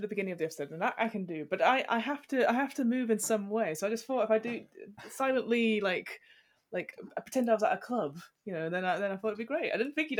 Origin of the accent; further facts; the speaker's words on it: United Kingdom; We soldier on as British.